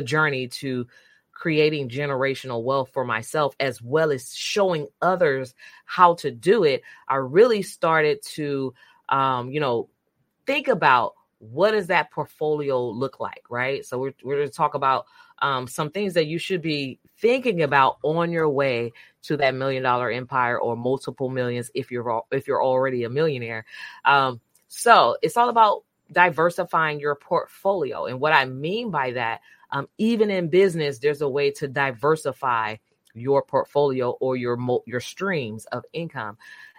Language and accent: English; Brundage, Alabama, United States; So, David, I am from Brundage, Alabama.